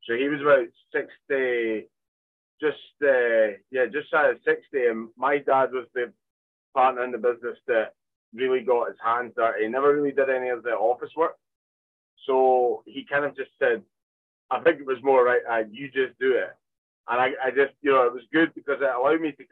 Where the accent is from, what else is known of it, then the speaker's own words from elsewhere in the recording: Arbroath, Scotland, United Kingdom; in Arbroath